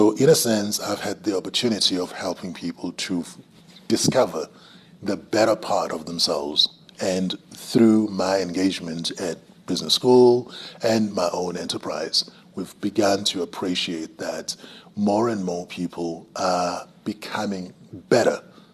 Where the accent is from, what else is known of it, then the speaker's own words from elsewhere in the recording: Umhlabuyalingana, KwaZulu-Natal, South Africa; That's where I originate from. Yeah. And the specific place is called Kwamahlungulu. I grew up in a space where I just had cattle all around.